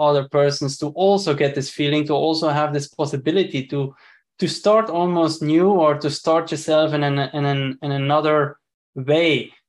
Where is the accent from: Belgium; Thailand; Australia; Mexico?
Belgium; moved away; originally I'm from Belgium